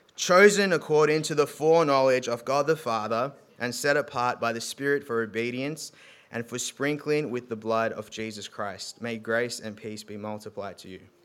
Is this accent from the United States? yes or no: no; South Africa; moved away; so I'm South African